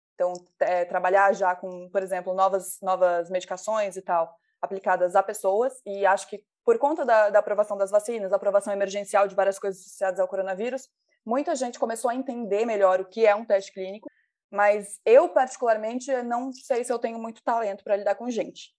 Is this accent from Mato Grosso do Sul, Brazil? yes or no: yes; Mato Grosso do Sul, Brazil; eu sou do Mato Grosso do Sul